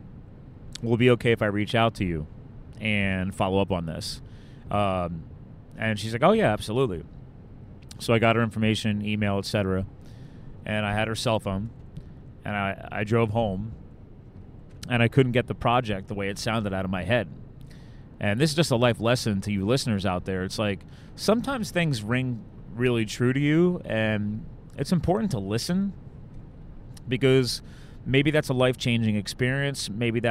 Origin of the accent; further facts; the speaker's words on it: East Coast, United States; I'm from the East Coast.